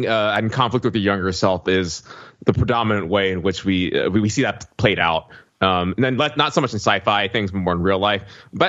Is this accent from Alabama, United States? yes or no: yes; Alabama, United States; moved away as an adult; I grew up in Alabama in a very conservative environment and reflected that and took those politics with me to college.